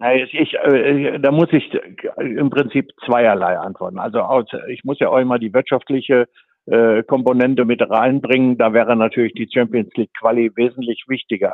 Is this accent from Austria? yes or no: no; Sauerland, North Rhine-Westphalia, Germany; ich komme aus dem Sauerland